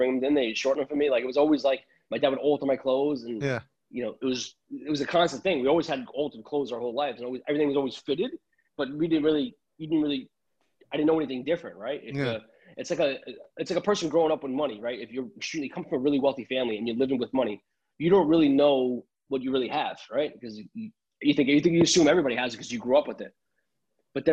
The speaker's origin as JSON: {"language": "English", "area": "Long Island", "region": "New York", "country": "United States", "tie": "born or raised there", "first_language": "Italian", "second_language": "English", "said": "I grew up in Long Island"}